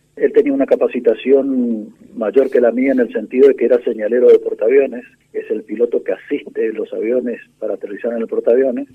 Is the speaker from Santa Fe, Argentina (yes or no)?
no; Corrientes, Argentina; Soy correntino, nací en Corrientes hace 70 años.